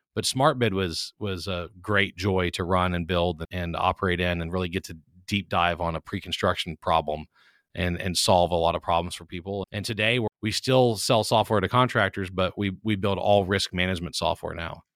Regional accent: Baton Rouge, Louisiana, United States; I'm from Baton Rouge, Louisiana, so I'm a South Louisiana guy who grew up in a family of people who didn't use computers

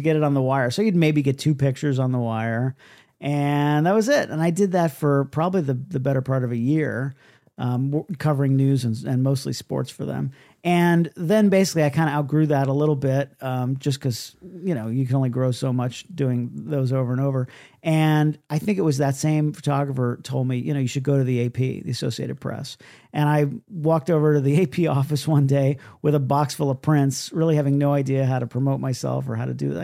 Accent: Miami, Florida, United States; moved away as an adult; now in New York, United States; I transferred back to my hometown uh, in Miami, Miami, Florida, which where I was born and raised.

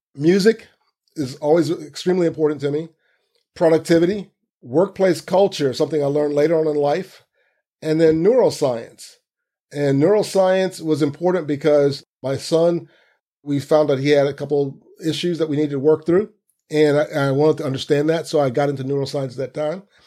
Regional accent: Central Florida, United States; moved away as an adult; also born or lived in New York; growing up in Central Florida with my dad

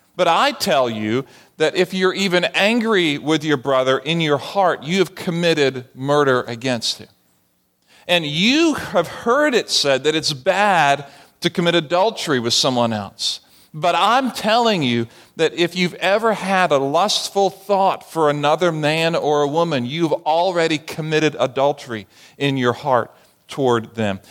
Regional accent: Barbados; moved away as an adult; growing up in the Caribbean, I didn't play baseball. We didn't have baseball in Barbados

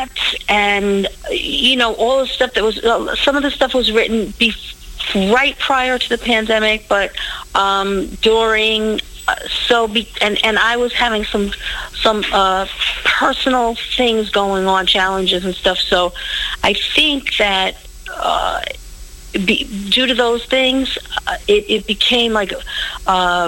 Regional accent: New York City, New York, United States; I'm born and raised in Brooklyn, New York.

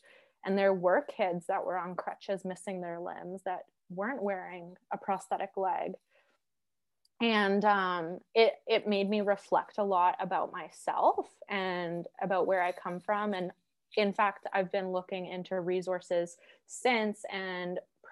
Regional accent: Alberta, Canada; growing up in Alberta

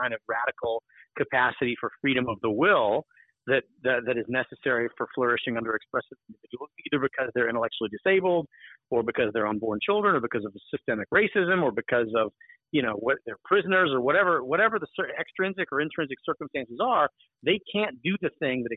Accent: Alabama, United States; I'm from not Macon County, but I'm from Alabama

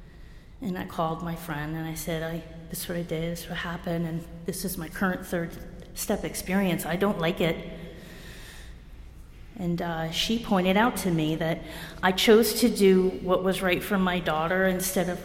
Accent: New Jersey, United States; moved away; also born or lived in New Mexico; I'm from Jersey.

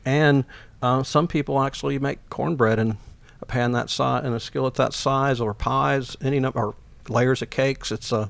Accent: the South, United States; I'm from the South, so home seasoning wasn't that difficult.

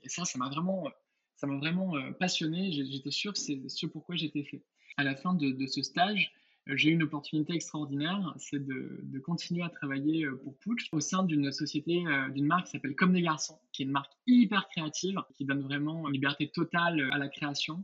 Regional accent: Villeneuve-sur-Lot, Nouvelle-Aquitaine, France; je suis originaire de Villeneuve-sur-Lot dans le Lot-et-Garonne

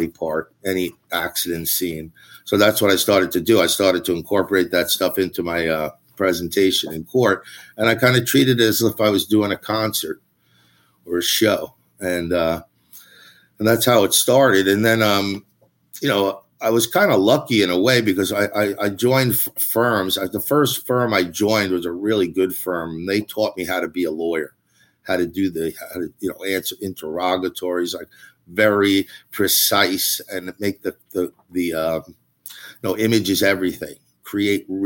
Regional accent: Long Island, New York, United States; I'm from Long Island. I grew up in Long Island

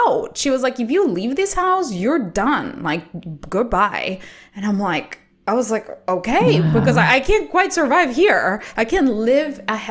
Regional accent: Colombia; English is a second language; now in United States; I come from South America, so I'm Colombian

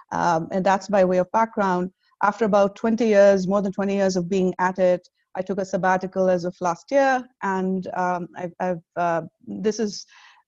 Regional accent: India; now in United States; I moved here about more than 12 years ago, actually, and I'm originally from India.

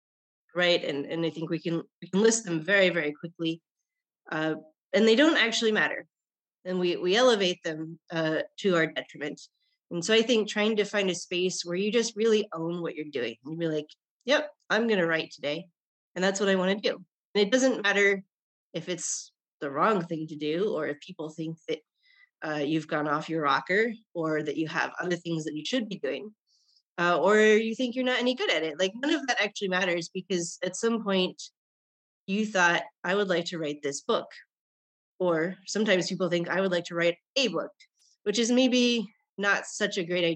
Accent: Japan; born there; I guess the most interesting thing that people, strangers, find out is that I was born in Japan.

